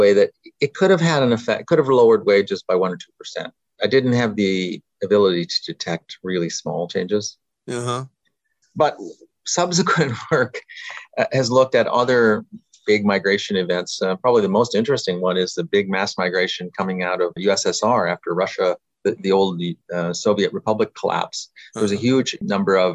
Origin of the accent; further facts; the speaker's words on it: Canada; moved away; I grew up in Canada